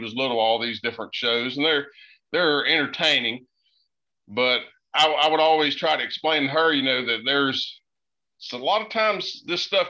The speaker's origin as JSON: {"language": "English", "area": "Boone County", "region": "West Virginia", "country": "United States", "tie": "born or raised there", "moved": "yes", "lives_now": "North Carolina, United States", "said": "I grew up in Boone County, which is right next to you there in Logan. I'm living in North Carolina now."}